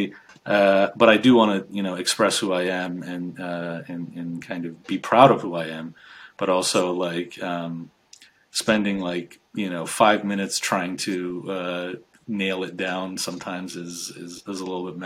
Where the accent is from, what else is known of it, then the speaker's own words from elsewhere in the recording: United States; also born or lived in Iran; I grew up in the United States. I came to the US when I was 5